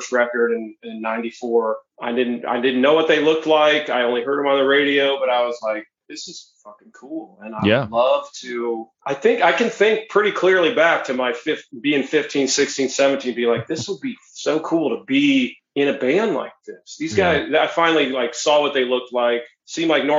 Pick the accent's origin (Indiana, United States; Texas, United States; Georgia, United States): Indiana, United States; Plymouth; I grew up in Plymouth, Indiana